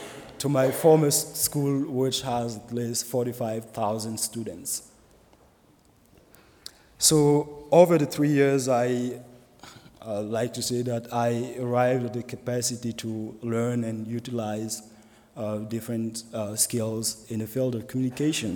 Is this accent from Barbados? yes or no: no; Burkina Faso; moved away as an adult; now in Goshen, United States; the culture of my home country, Burkina Faso